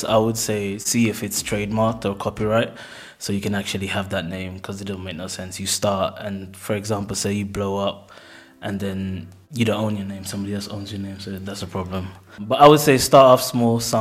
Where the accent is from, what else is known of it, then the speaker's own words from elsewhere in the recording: Luton, East of England, United Kingdom; also born or lived in Jamaica / Bristol; I was born in Jamaica and I came at a young age. Spent most of my life, my teenage life in Luton, then transitioned to Bristol